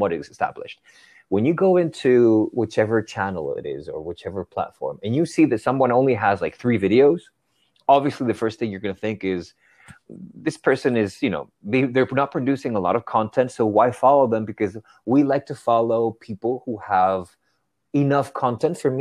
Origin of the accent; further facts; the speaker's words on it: Spain; moved away as an adult; now in New York City, United States; I grew up in Spain